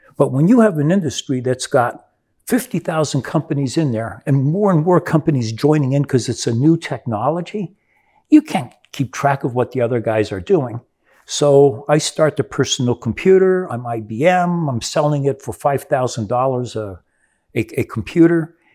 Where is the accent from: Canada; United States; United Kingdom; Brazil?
Brazil; moved away; I grew up in Brazil